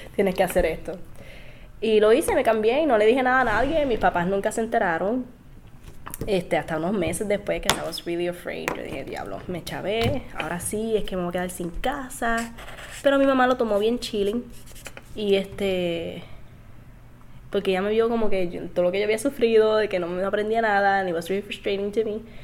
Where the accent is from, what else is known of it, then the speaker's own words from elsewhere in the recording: Isabela, Puerto Rico; Yo soy de Isabela